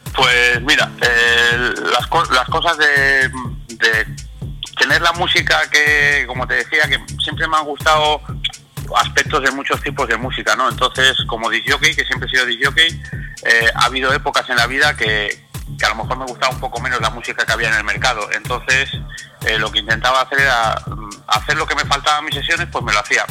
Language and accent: Spanish; Asturias, Spain; Soy de Asturias, de un pueblo del norte